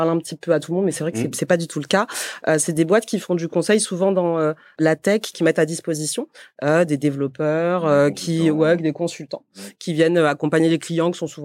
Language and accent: French; Montpellier, Occitania, France; je viens de Montpellier.